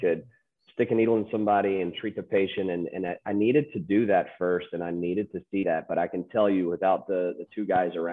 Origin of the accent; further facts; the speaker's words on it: Charlotte, North Carolina, United States; moved away as an adult; Moved back to the Carolinas. We started having kids and wanted to raise them in the Carolinas, where I grew up in Charlotte.